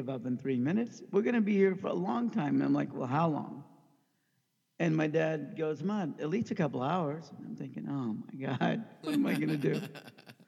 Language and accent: English; Overland Park, Kansas, United States; also born or lived in Pakistan; I grew up in Overland Park, Kansas. Mm. My family immigrated from Pakistan when I was under 1 year old